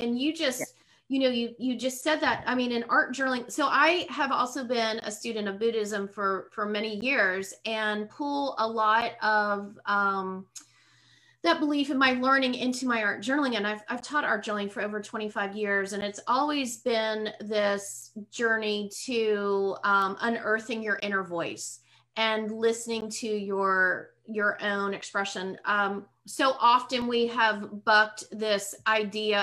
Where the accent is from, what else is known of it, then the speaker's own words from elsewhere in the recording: Pittsburgh, Pennsylvania, United States; moved away as an adult; also born or lived in South Carolina / North Carolina; now in Lakeland, United States; I was born and raised in Pittsburgh